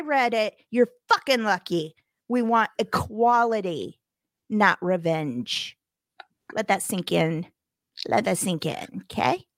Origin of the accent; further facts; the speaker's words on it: Missouri, United States; moved away; my home state